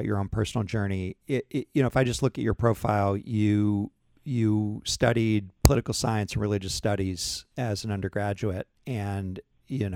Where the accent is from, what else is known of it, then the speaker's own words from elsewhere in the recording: New Hampshire, United States; I grew up in New England and New Hampshire